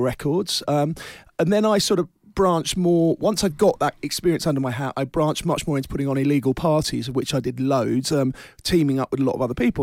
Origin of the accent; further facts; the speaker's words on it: London, United Kingdom; I'm a Londoner born and bred